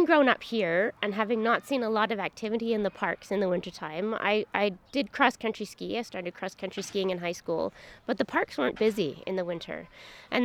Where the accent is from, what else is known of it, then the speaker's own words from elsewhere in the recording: Edmonton, Alberta, Canada; moved away as an adult; also born or lived in Prince George, British Columbia; now in Edmonton, Canada; I actually grew up in Edmonton, but I was born in Northern Alberta and grew up here.